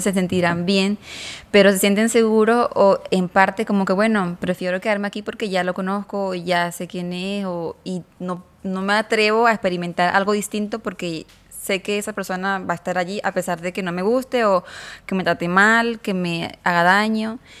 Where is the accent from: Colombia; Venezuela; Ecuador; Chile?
Venezuela; moved away as an adult; now in Mexico; yo soy de Venezuela, me vine para acá, para México